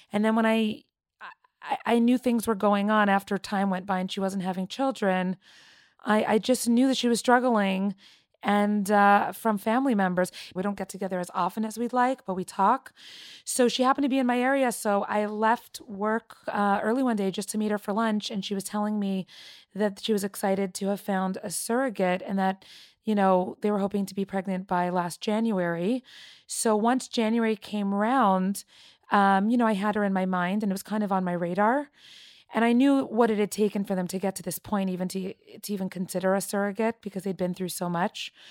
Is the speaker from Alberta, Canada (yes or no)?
no; Toronto, Ontario, Canada; I grew up in Toronto, Canada, and I am 31 years old.